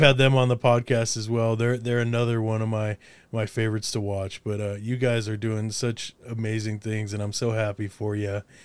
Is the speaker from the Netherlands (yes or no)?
no; Windsor, Colorado, United States; also born or lived in Olympia, Washington; I'm from Windsor, Colorado originally.